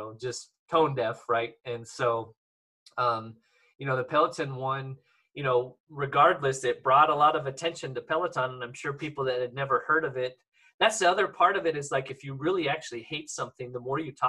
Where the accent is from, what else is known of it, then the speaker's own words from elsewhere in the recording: Eastern Washington, United States; I'm from Eastern Washington.